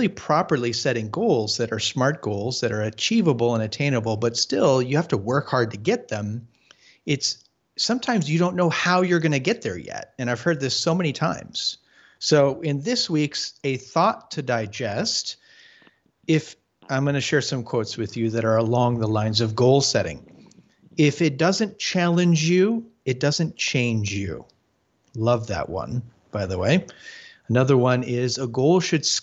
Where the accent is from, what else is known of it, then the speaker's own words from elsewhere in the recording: Arizona, United States; We grew up together in Arizona